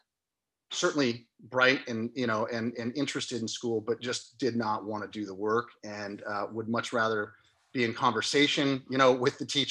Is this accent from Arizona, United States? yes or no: no; Santa Cruz, California, United States; I grew up here in Santa Cruz